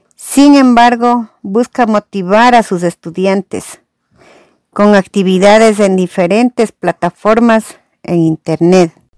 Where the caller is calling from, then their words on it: Rumipamba, Ecuador; Los escucho desde Rumipamba